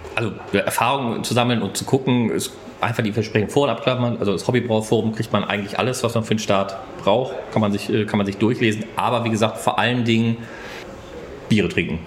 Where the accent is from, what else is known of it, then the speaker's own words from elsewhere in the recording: Bochum, North Rhine-Westphalia, Germany; ich komme aus Bochum Bochum